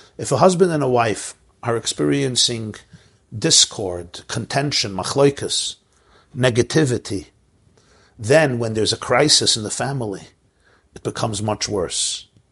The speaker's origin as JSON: {"language": "English", "town": "Brooklyn", "region": "New York", "country": "United States", "tie": "born or raised there", "said": "I grew up in Brooklyn"}